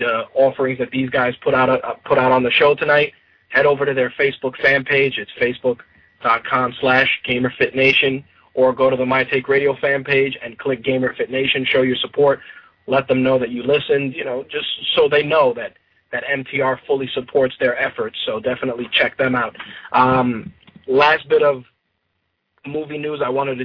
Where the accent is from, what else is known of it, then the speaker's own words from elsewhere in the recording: New York City, New York, United States; I grew up in the Bronx